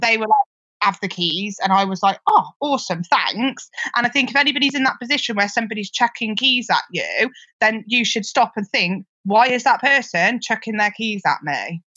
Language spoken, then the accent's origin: English; Gloucester, South West England, United Kingdom; also born or lived in Liverpool / Cheltenham; I'm from Gloucester. You can probably tell that from my accent